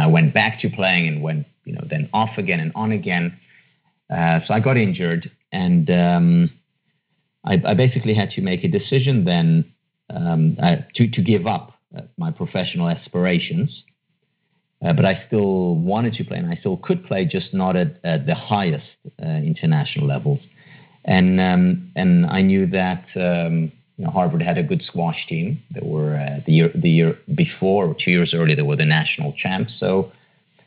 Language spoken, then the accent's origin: English; Israel; moved away; I was born and raised in Israel, in a city just outside Tel Aviv